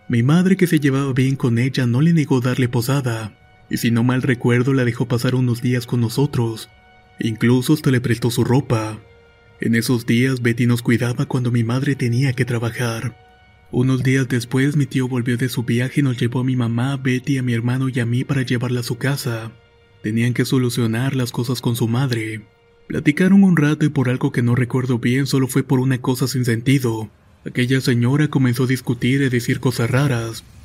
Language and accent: Spanish; Ciudad del Carmen, Campeche, Mexico; soy originario de Ciudad del Carmen, Campeche.